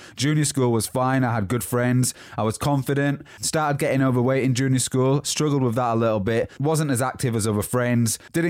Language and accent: English; Huddersfield, Yorkshire and the Humber, United Kingdom; born there; So, I was born in Huddersfield, West Yorkshire, and that's where the accent comes from. But it's changed a little bit due to the places that I've lived over the past 10, 12, 15 years maybe.